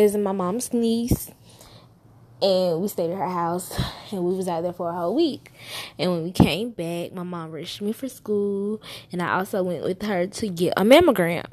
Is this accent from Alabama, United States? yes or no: yes; Alabama, United States; I was born in Alabama